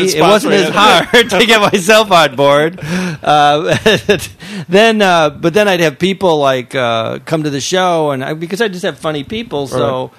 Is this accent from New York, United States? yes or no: no; St. Paul, Minnesota, United States; moved away as an adult; now in Los Angeles, United States; I grew up in St. Paul. My roots, my family's in St. Paul.